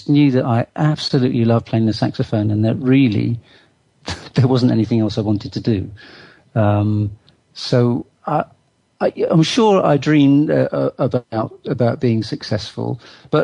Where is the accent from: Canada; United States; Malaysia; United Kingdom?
United Kingdom; Bristol, South West England; I was brought up in Bristol